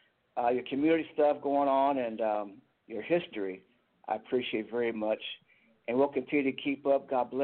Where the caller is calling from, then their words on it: Toledo, Ohio, United States; also born or lived in Tulsa, Oklahoma; I'm calling from Toledo, Ohio.